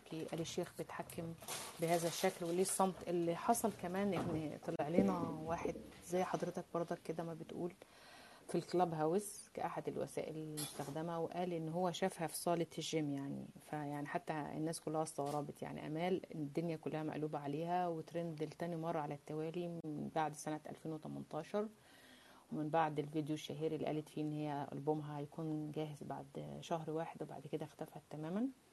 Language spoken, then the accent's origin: Arabic; Mansoura, Dakahlia, Egypt; now in France; أنا من ريف المصري يعني، أنا من المنصورة